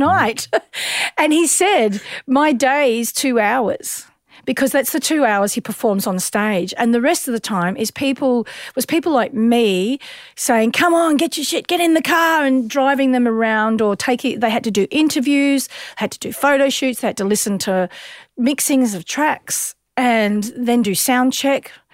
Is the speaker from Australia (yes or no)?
yes; Sunbury, Victoria, Australia; we grew up in Sunbury